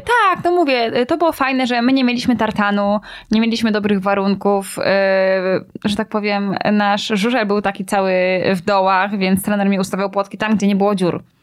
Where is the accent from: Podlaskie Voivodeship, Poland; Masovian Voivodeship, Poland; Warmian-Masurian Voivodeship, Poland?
Warmian-Masurian Voivodeship, Poland; Braniewo; ja jestem z Braniewa